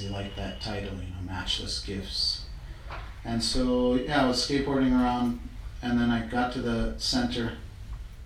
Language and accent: English; Tucson, Arizona, United States; moved away as an adult; also born or lived in New York; I grew up in Tucson, Arizona.